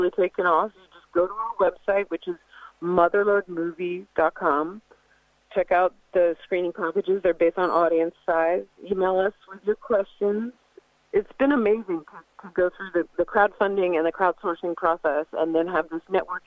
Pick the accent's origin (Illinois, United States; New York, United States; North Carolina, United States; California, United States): California, United States; Fairfax; my hometown of Fairfax